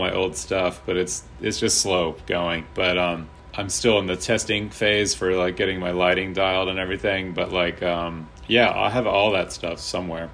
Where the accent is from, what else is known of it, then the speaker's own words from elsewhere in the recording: Charlottesville, Virginia, United States; also born or lived in Philadelphia / New York; now in Richmond, United States; going back to my hometown